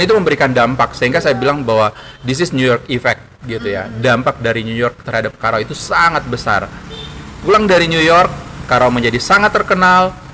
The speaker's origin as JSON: {"language": "Indonesian", "town": "Yogyakarta", "region": "Special Region of Yogyakarta", "country": "Indonesia", "tie": "born or raised there", "moved": "yes", "lives_now": "Gorontalo, Indonesia", "said": "saya besar pendidikan saya di Jogja"}